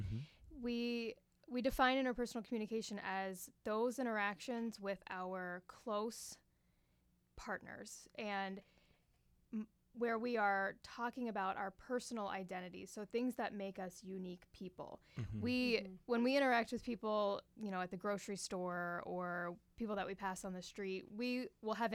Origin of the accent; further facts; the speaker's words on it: Pittsburgh, Pennsylvania, United States; moved away as an adult; also born or lived in West Virginia; now in Iowa, United States; I am originally from Pittsburgh, Pennsylvania.